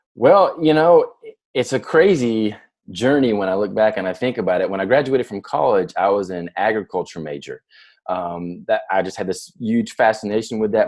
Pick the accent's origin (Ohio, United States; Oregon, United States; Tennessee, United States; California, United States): Tennessee, United States; near Nashville; I grew up in near Nashville, Tennessee